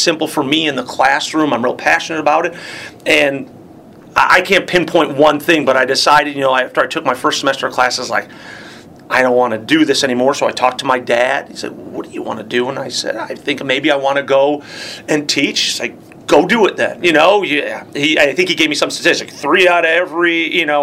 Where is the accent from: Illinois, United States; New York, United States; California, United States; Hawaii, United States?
Illinois, United States; Palatine; I say Palatine. They're like, no. I'm like, you heard of Schaumburg, where the big mall is? I grew up 5 minutes from there.